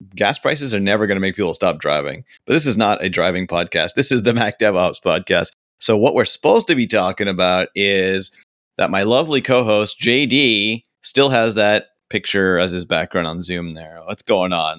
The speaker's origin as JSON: {"language": "English", "country": "Canada", "said": "I'm Canadian"}